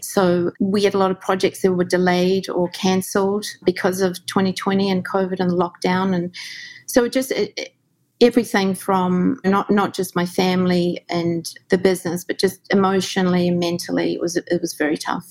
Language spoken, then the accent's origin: English; New Zealand; moved away as an adult; also born or lived in Australia; now in New York, United States; growing up in New Zealand in the 70s